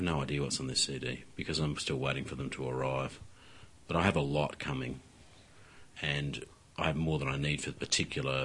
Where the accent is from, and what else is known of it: Australia